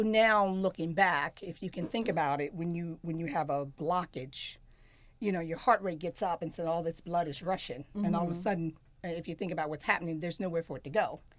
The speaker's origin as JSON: {"language": "English", "region": "Maryland", "country": "United States", "moved": "as an adult", "lives_now": "Charlotte, United States", "said": "And I guess I'm actually from Maryland. I've been in North Carolina 30-some years, so I actually claim North Carolina, Charlotte, as home now."}